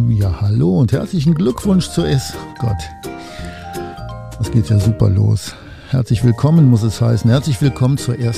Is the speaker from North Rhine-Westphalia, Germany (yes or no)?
yes; North Rhine-Westphalia, Germany; ich komme aus dem Oberbergischen Kreis in der Nähe von Köln